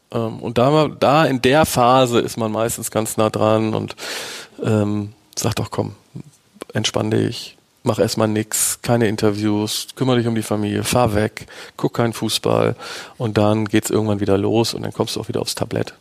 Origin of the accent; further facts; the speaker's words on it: Bremen, Germany; ich bin Bremer